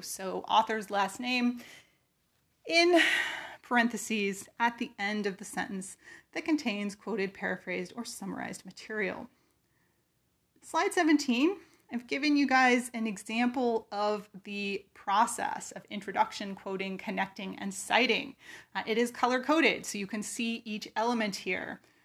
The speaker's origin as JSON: {"language": "English", "region": "California", "country": "United States", "tie": "born or raised there", "moved": "as an adult", "lives_now": "Virginia, United States", "said": "I am from California. Uh, I grew up there. I learned to drive there."}